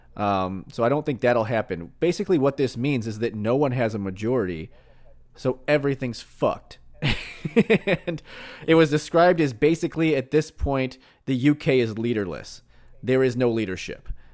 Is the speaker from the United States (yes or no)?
yes; Missouri, United States; I was born in Missouri